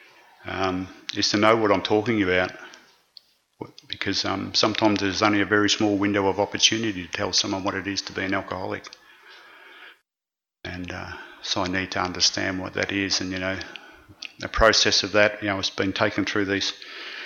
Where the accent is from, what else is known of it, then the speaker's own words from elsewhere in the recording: Ballarat, Victoria, Australia; my hometown of Ballarat